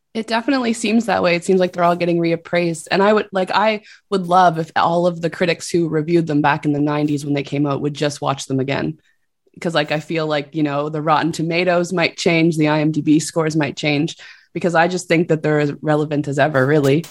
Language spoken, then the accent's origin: English; Canada; I'm Canadian